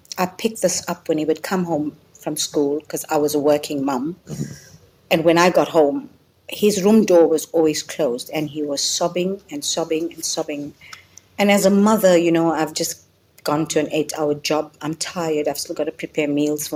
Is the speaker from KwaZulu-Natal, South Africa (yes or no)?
yes; Durban, KwaZulu-Natal, South Africa; I am from Durban